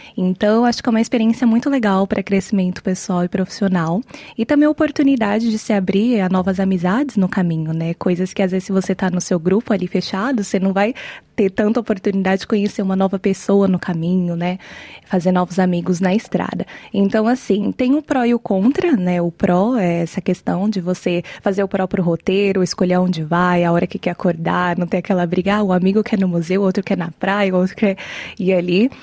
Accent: Brazil; moved away as an adult; also born or lived in Ireland / United States / Porto, Portugal / Canada; Eu morei até os 18, 19 no Brasil, depois eu fui para Irlanda

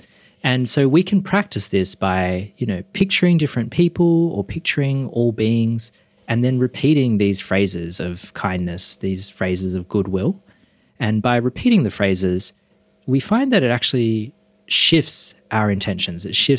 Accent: Perth, Western Australia, Australia; now in Sydney, Australia; I grew up in Perth. My dad is Chinese Malaysian and his family are, we could say, culturally Buddhist.

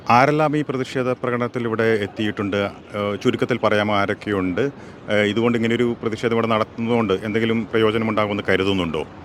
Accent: India; now in Melbourne, Australia; നമ്മൾ ജനിച്ചു വളർന്ന നമ്മുടെ രാജ്യം

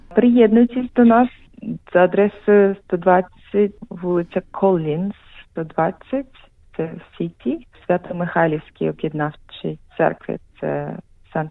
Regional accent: Sevastopol, Ukraine; moved away as an adult; also born or lived in Lviv / Zurich; now in Melbourne, Australia; Я насправді народилася в Севастополі. Але я приїхала до Австралії вже 10 років тому

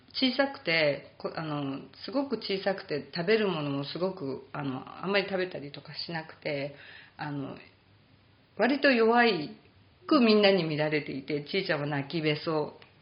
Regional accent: Japan; moved away; 日本人、はい、英語があの母国語ではない

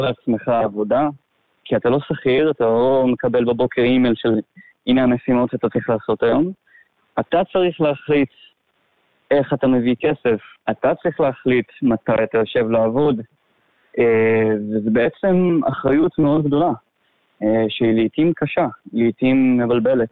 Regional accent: a small moshav in the south of Israel, Southern District, Israel; moved away as an adult; now in Laos; גדלתי בארץ, במושב קטן, בדרום

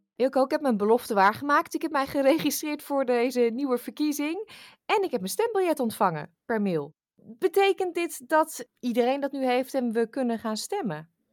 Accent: Netherlands; moved away; wij daar als Nederlanders in het buitenland

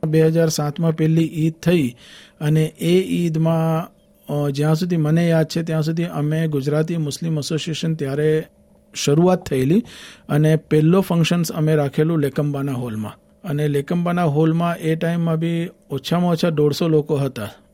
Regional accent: Vadodara, Gujarat, India; moved away as an adult; now in Australia; હું મૂળ વડોદરાનો છું

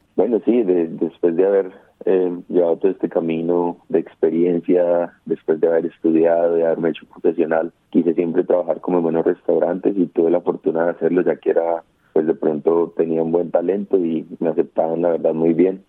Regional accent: Colombia; moved away as an adult; now in Australia; mi familia es lo que hace en Colombia, ¿no? Ellos eh, hacen asados, hacen lechonas, hacen comida colombiana tradicional

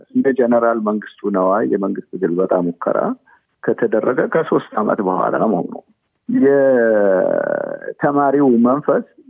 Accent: Kibre Mengist, Oromia, Ethiopia; also born or lived in Timbaro, Hadiya / Shakiso; እኔ የተወለድኩት ሀዲያ ውስጥ ጥንባሮ በሚባል ቦታ ነው እና ከዛ እዛም አልቆየንም። ያደግኩት እና የተማርኩት ክብረ መንግስት በሚባለው የማዕድን ከተማ ነው።

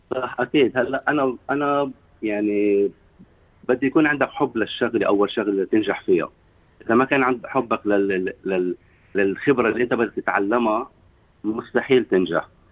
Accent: Sidon, South Governorate, Lebanon; moved away as an adult; also born or lived in Tripoli, Lebanon; now in Sydney, Australia; نحن عندنا بصيدا ما في بنت على البسكليت

